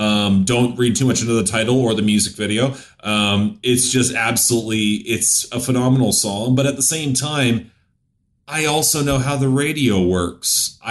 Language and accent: English; Canada; I'm Canadian.